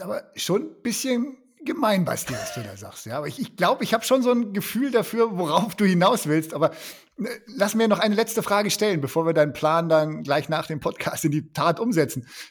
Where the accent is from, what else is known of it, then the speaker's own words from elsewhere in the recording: Germany; wir als Deutsche